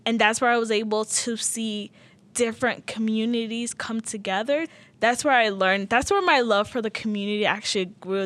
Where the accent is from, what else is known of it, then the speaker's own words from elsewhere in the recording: South Salt Lake, Utah, United States; English is a second language; also born or lived in Sudan; I grew up in the South Park apartments. It was all refugees